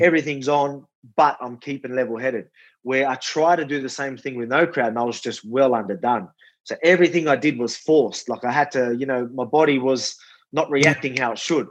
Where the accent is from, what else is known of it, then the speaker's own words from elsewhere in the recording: Wollongong, New South Wales, Australia; show the Illawarra, show Wollongong, show my hometown